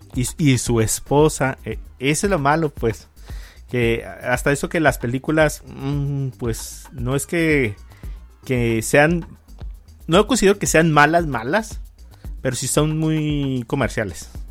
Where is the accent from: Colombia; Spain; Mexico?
Mexico; soy mexicano